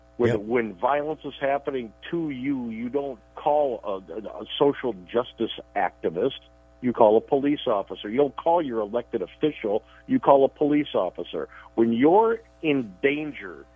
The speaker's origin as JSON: {"language": "English", "town": "Chicago", "region": "Illinois", "country": "United States", "tie": "born or raised there", "moved": "yes", "said": "I grew up in Chicago"}